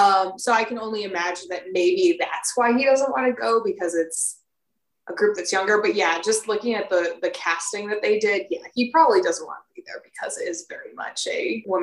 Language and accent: English; Florida, United States; Growing up in Florida, we'll do that.